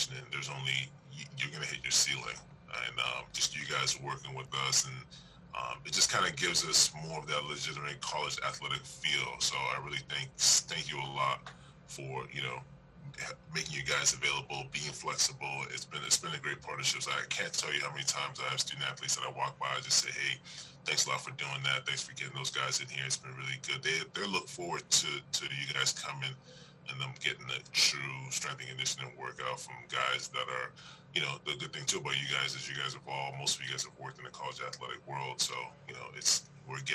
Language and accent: English; Toronto, Ontario, Canada; moved away as an adult; also born or lived in New Orleans, Louisiana / Texas; now in Pittsburgh, United States; I'm originally from Toronto, Canada